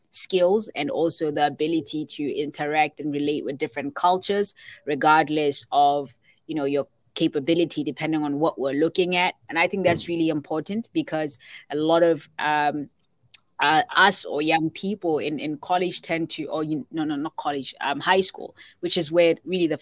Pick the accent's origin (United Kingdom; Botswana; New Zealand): Botswana; I come from Botswana